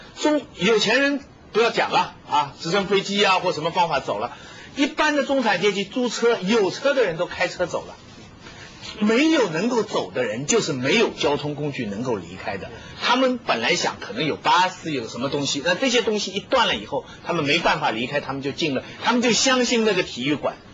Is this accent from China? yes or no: yes; China; 我们中国人现在对这个事情发发一点议论哈